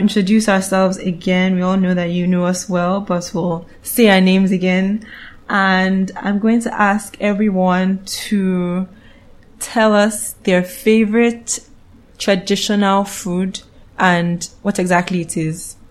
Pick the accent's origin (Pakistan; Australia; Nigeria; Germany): Nigeria; Calabar, Cross River; I'm from Cross River State, Calabar, to be precise.